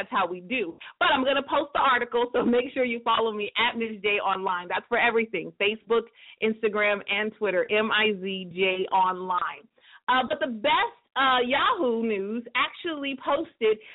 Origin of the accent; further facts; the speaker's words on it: California, United States; I'm from California